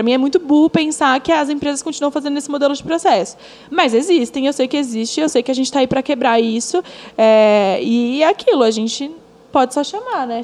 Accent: São Paulo, Brazil; sou uma pessoa que nasci no Capão Redondo, periferia de São Paulo, filha de uma mãe que me criou praticamente sozinha

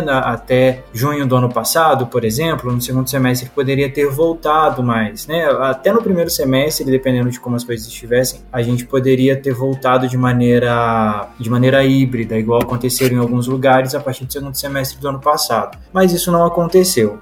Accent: Juiz de Fora, Minas Gerais, Brazil; now in Alfenas, Brazil; Na minha cidade, eles nem retornaram, na cidade de origem, né? Que eu sou de Juiz de Fora

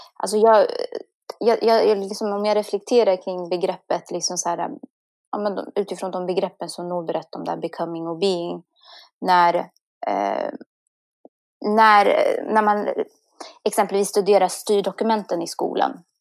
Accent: Kumla, Örebro County, Sweden; vara liksom uppvuxen i Kumla

